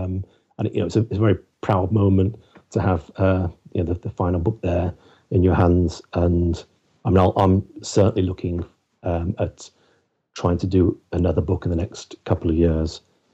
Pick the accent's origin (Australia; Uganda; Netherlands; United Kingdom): United Kingdom; West Midlands; he knew me well because I was from the West Midlands